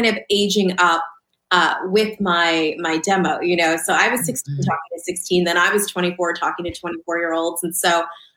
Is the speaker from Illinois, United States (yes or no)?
no; suburban New Jersey, United States; also born or lived in Lancaster, Pennsylvania; Then my family moved to Southern New Jersey. So I was raised in suburban